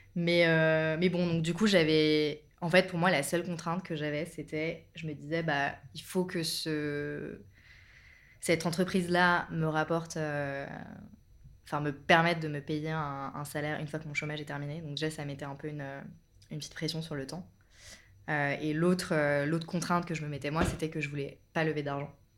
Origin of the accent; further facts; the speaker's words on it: Bordeaux, Nouvelle-Aquitaine, France; moved away as an adult; now in Paris, France; je suis originaire du sud-ouest, de Bordeaux, et là, ça va faire un peu plus de 10 ans que, que je vis à Paris